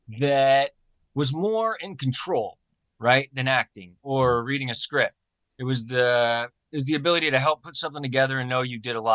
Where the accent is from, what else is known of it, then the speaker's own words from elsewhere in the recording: Taylorville, Illinois, United States; born there; also born or lived in Springfield; So I was adopted from Springfield or mm-hmm. Taylorville, Illinois. One of the two.